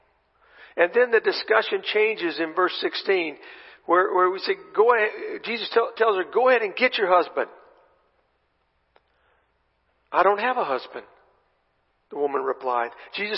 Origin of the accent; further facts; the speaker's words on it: Texas, United States; I'm from Texas